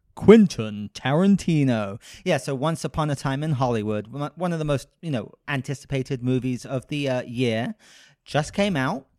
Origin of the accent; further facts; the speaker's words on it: United Kingdom; I'm British